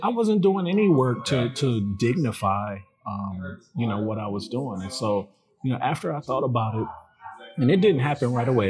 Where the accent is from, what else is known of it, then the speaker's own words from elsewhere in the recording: Detroit, Michigan, United States; I'm from from Detroit. I was born on the West Side at uh, Sinai Hospital. On, okay. On the West Side, 1977. Uh, lived on Marlow, off Puritan, and um, spent my my childhood years and my teen years here in the city